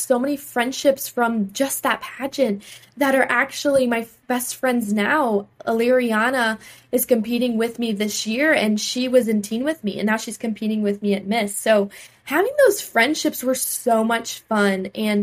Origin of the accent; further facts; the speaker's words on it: North Myrtle Beach, South Carolina, United States; the city of North Myrtle Beach is my hometown I grew up